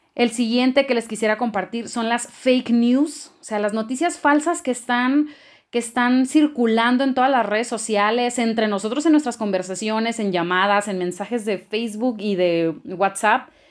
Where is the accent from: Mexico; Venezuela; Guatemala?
Mexico; Culiacán, Sinaloa; moved away as an adult; now in Chihuahua, Mexico; Soy procedente de Culiacán, Sinaloa y hoy vivo en Chihuahua desde hace seis años.